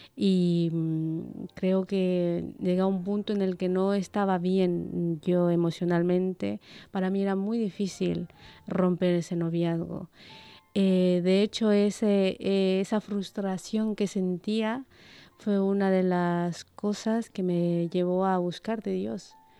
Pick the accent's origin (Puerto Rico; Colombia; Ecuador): Ecuador; moved away as an adult; now in Basque Country, Spain; soy de Ecuador